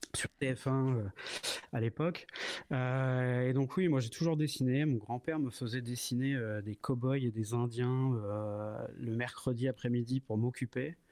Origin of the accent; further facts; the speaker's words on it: Sotteville-lès-Rouen, Normandy, France; je viens de, je viens de Normandie. Je suis de Seine-Maritime. Je suis né à Rouen et je vivais à Sotteville-les-Rouen, donc une petite ville juste à côté